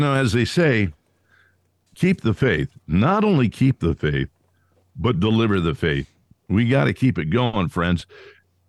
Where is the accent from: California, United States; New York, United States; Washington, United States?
California, United States; Fresno; moved away as an adult; also born or lived in Shreveport, Louisiana; I'm from Fresno, which is in the middle of the palm of God's hand